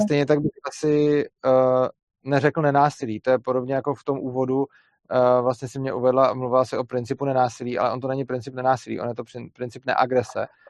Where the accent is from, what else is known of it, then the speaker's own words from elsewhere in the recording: Bohemia, Czechia; u nás v Čechách